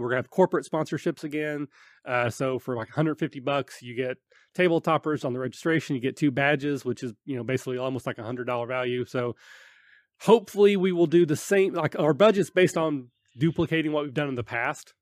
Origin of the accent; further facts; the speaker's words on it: Kentucky, United States; I'm from Kentucky